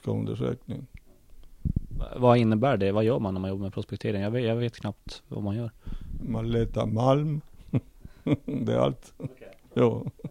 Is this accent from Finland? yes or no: no; northern Chile, Chile; born or raised there; Swedish is a second language; moved away as an adult; also born or lived in Lund, Sweden; now in Luleå, Sweden